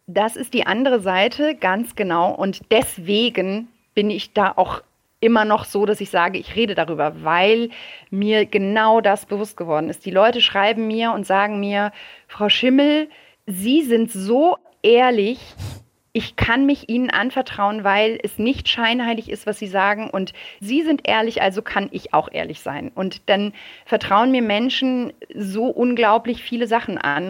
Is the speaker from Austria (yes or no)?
no; France; now in Germany; ich bin in Frankreich aufgewachsen